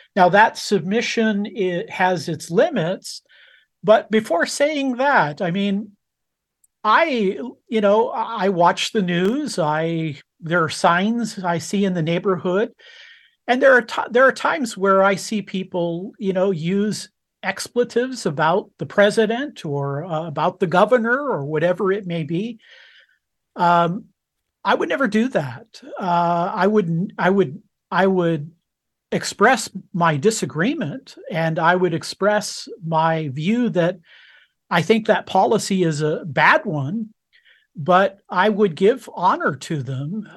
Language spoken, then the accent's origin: English; United States; I was born in America, uh, and as an American citizen, I, I vote